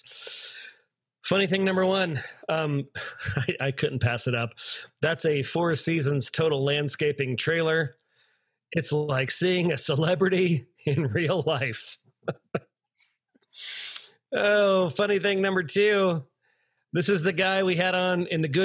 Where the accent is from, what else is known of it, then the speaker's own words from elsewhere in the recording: the South, United States; I'm from the South